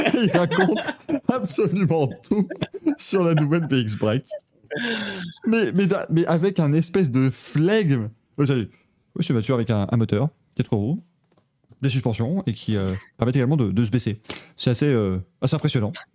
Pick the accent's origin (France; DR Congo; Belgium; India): Belgium; j'ai grandi en Belgique